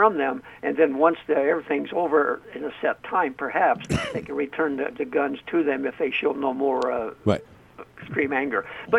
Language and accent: English; Illinois, United States; moved away; Now, I'm from Illinois originally